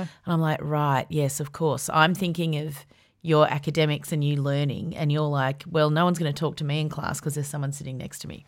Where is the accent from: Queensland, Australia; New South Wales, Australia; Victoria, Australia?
Victoria, Australia; Yarra Valley; I grew up in the Yarra Valley, very bushfire explosive